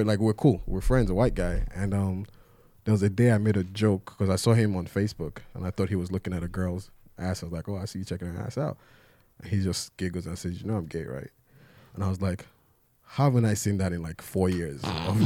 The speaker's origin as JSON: {"language": "English", "country": "Nigeria", "tie": "born or raised there", "moved": "yes", "lives_now": "United States", "said": "Growing up in Nigeria"}